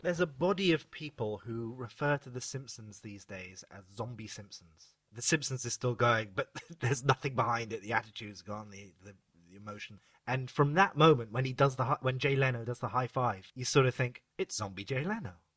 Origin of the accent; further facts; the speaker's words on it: United Kingdom; we're all British and restrained